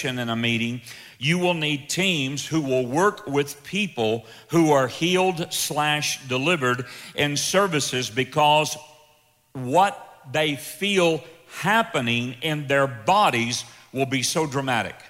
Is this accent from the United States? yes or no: yes; the South, United States; I'm from the South, that's the way we talk down there